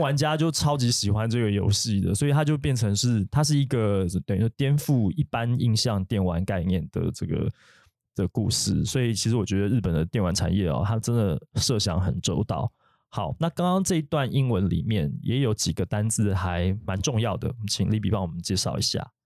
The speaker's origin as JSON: {"language": "Chinese", "country": "Taiwan", "said": "我们台湾人"}